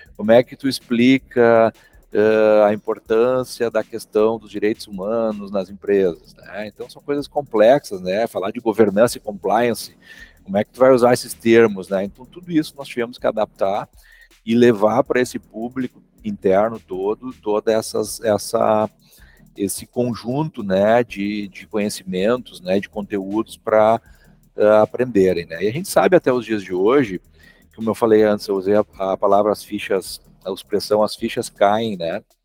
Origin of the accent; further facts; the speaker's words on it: Santa Cruz do Sul, Rio Grande do Sul, Brazil; Sou aqui da cidade de Santa Cruz do Sul, Rio Grande do Sul